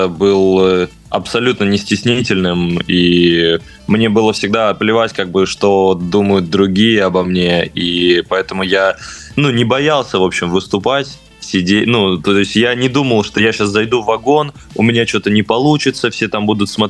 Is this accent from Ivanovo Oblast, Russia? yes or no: yes; Ivanovo, Ivanovo Oblast, Russia; now in Moscow, Russia; я сам, сам из города Невест.